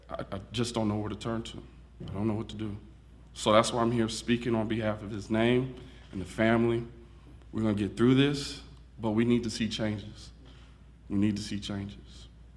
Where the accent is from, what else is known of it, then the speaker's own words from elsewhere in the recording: Houston, Texas, United States; I'm from Houston, Texas. And I'm married to my beautiful wife